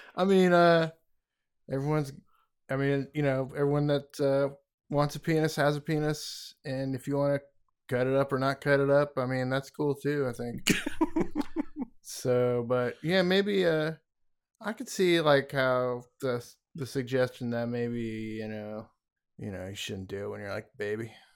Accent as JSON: {"language": "English", "country": "United States", "said": "I'm an American"}